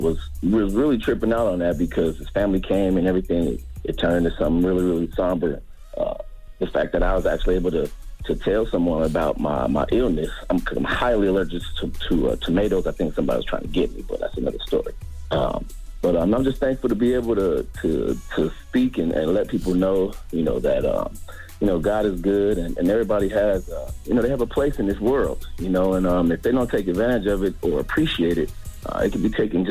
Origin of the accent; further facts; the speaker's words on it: California, United States; So, I'm from California.